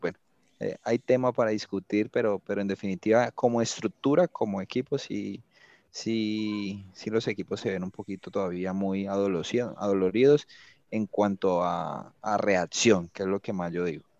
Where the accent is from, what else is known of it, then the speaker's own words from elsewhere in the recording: Cali, Valle del Cauca, Colombia; yo soy caleño